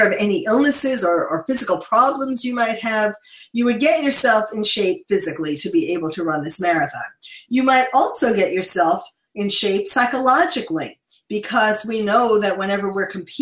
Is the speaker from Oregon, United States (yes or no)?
no; New York City, New York, United States; now in West Coast, United States; I'm a born and bred New Yorker